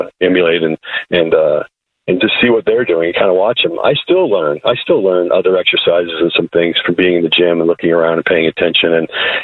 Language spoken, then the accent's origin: English; Iowa, United States; moved away; I grew up in Iowa, and I was involved in pretty much every sport